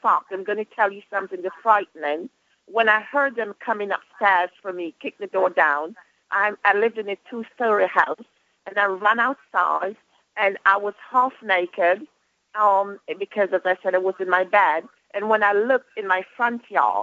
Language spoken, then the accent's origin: English; Georgia, United States; I am from Georgia